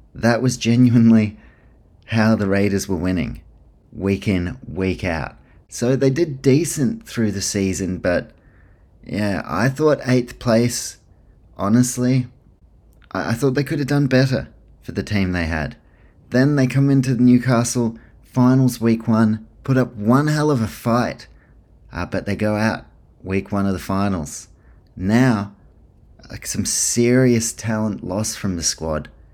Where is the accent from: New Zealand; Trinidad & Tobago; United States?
New Zealand; also born or lived in Queensland, Australia; now in Melbourne, Australia; I grew up in New Zealand, I played rugby league there